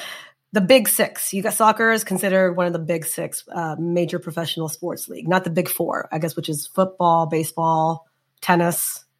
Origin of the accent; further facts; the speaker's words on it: United States; also born or lived in India; I am American